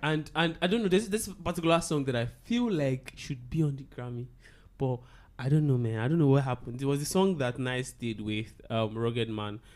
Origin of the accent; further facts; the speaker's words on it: Agege, Lagos, Nigeria; I grew up in Agege